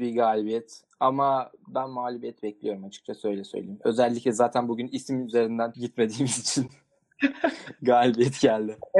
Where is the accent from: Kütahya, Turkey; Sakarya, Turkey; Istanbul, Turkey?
Sakarya, Turkey